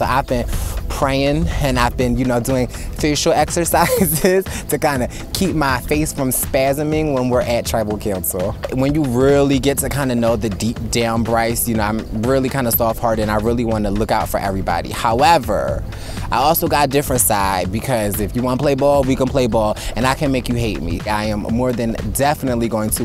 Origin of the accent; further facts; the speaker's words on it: Philadelphia, Pennsylvania, United States; I'm from Philadelphia, PA